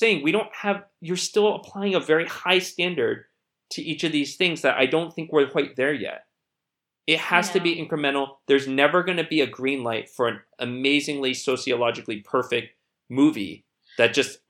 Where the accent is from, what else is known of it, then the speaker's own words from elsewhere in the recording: United States; I grew up here. I was an English major in college.